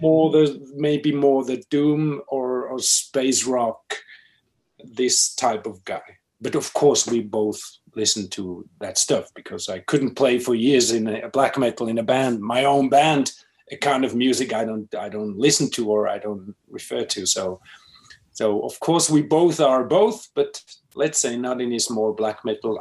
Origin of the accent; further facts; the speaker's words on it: Switzerland; also born or lived in Finland; now in Basel, Switzerland; I'm Finnish, um, but I've grown up in Switzerland